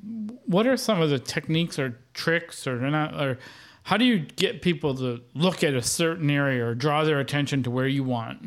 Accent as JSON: {"language": "English", "region": "Wisconsin", "country": "United States", "said": "I'm from Wisconsin and a Brewers fan"}